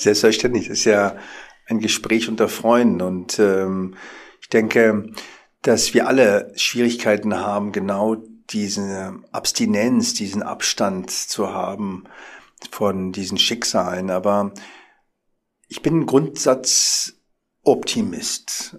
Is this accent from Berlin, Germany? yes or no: yes; Berlin, Germany; als klassischer Berliner Junge, geboren im Wedding